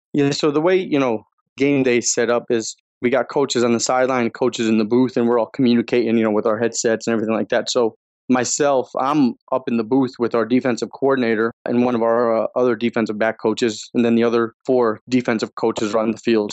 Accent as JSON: {"language": "English", "region": "Northeast", "country": "United States", "tie": "born or raised there", "moved": "yes", "lives_now": "Chicago, United States", "said": "I was growing up in the Northeast"}